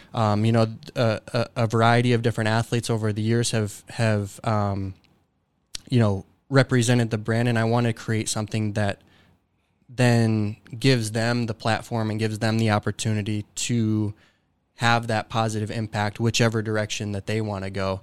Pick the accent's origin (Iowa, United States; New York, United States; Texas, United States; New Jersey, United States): Iowa, United States; Dubuque; grew up in Dubuque, Iowa, um, and went to high school at Dubuque Senior High School